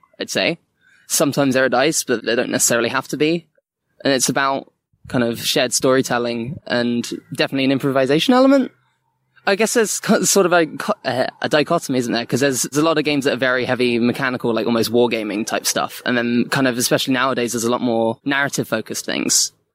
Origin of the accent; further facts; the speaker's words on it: Bournemouth, South West England, United Kingdom; moved away; I'm from Bournemouth, and I was back down there actually for a decent chunk of lockdown.